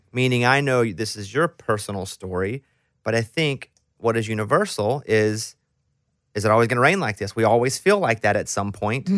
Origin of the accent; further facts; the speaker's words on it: Arkansas, United States; me growing up in Arkansas